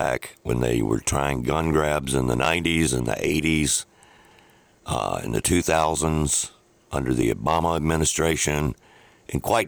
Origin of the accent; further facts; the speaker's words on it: the South, United States; we're from the South